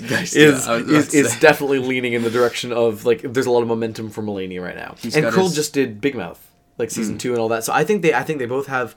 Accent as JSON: {"language": "English", "country": "Canada", "said": "We're Canadian"}